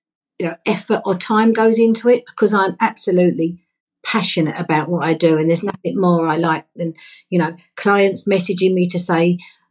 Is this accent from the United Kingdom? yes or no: yes; London, United Kingdom; I grew up in London